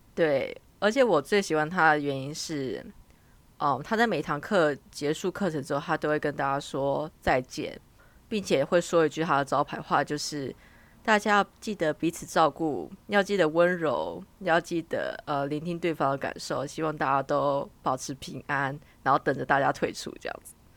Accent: Taiwan; moved away as an adult; now in United Kingdom; 作为台湾人最大的好处大概就是介于两者之间

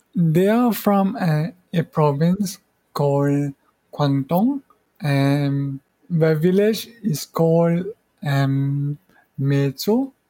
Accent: Mauritius; English is a second language; moved away as an adult; also born or lived in Malaysia / Australia; now in Taiwan; I'm from Mauritius.

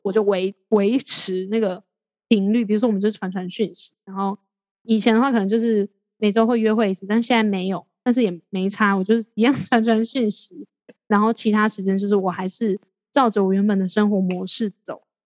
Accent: Taiwan; 即使我留在台湾，我也，也轮，我是台湾人

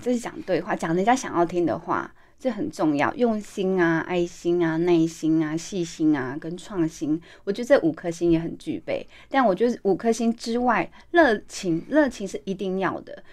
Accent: Taiwan; 我们台湾人

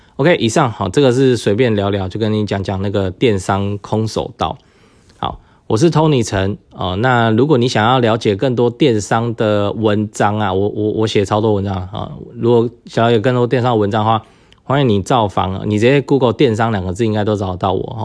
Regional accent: Taiwan; 我们台湾人

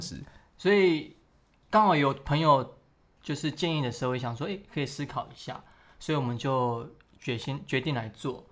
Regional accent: Taiwan; moved away as an adult; also born or lived in Keelung; now in Taipei, Taiwan; 我是从小就是在乡下长大

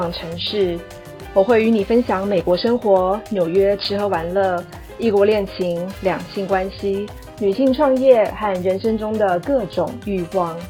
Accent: Taiwan; moved away as an adult; 所以有些人会觉得我是 A B C，但其实我不是啊，我是在台湾的大学交大毕业以后，还在公关公司工作一年，我才出国去念书的。

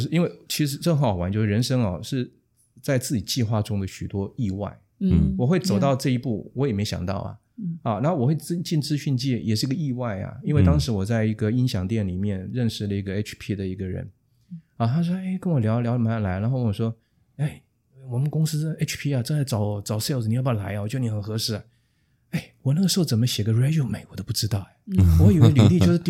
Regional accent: Wanhua, Taipei, Taiwan; 因为我从小在万华出生长大，嗯，那从小就看到游民， 那些无家可归的人

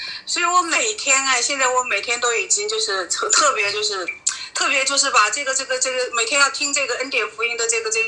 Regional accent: Jiangxi, China; 我我我是江西的。

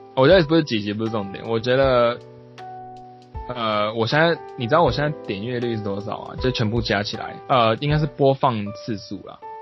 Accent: southern Taiwan, Taiwan; first language Taiwanese Hokkien; Chinese is a second language; also born or lived in France / United States; now in Japan; 就是我们都是南部的

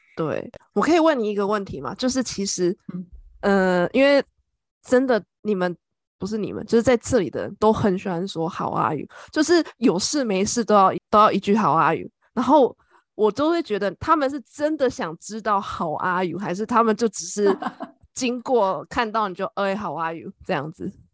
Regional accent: Taiwan; now in Ireland; 我们台湾人是怎么学英文

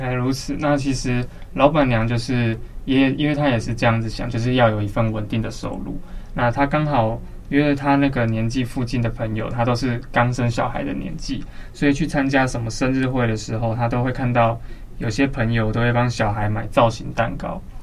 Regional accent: Banqiao, New Taipei, Taiwan; now in Taipei, Taiwan; 我虽然现在住在台北，但是其实我是板桥出生的，然后也在板桥出生的

